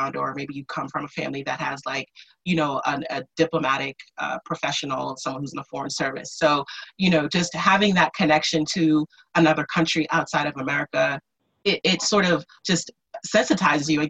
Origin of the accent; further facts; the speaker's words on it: Providence, Rhode Island, United States; I was born and raised in Providence, Rhode Island. That's where I grew up.